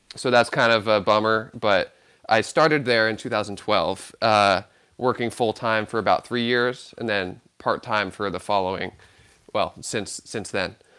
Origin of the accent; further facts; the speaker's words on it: Santa Cruz, California, United States; growing up in Santa Cruz, California